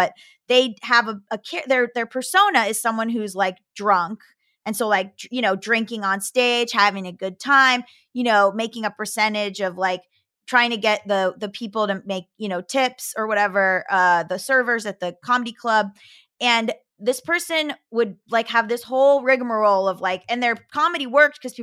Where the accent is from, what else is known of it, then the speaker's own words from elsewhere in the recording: Florida, United States; moved away; I'm from Florida, I can do it. I put on a Southern accent in certain instances